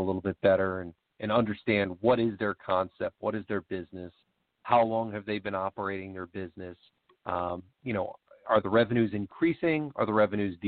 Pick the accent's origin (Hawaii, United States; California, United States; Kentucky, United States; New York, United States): New York, United States; also born or lived in Virginia; now in Philadelphia suburbs, United States; my wife's family is from New Jersey, and I was from New York